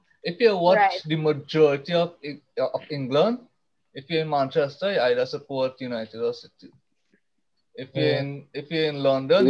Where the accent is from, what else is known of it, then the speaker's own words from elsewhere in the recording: Trinidad & Tobago; as a Trinidadian